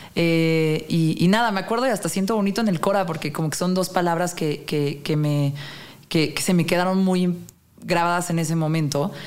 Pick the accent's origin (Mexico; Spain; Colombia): Mexico; soy un mexicano, mexicane, ¿Mm? común